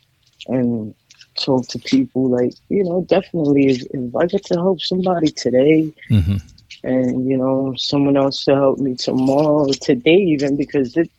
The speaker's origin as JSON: {"language": "English", "region": "New York", "country": "United States", "tie": "born or raised there", "moved": "yes", "said": "when I went down to New York, my hometown"}